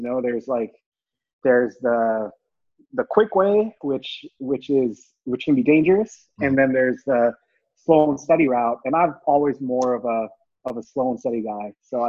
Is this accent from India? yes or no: yes; India; born there; I was born in India, and I'm of Indian descent